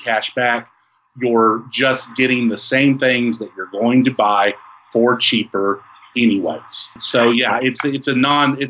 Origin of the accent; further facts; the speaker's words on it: West Texas, United States; We're from West Texas.